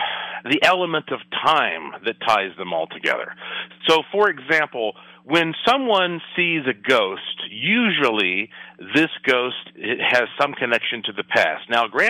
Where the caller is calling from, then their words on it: Las Vegas, Nevada, United States; And, of course, I'm joining you from Las Vegas, Nevada